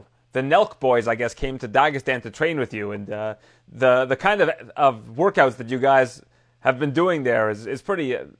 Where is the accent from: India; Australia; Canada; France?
Canada; I'm from Canada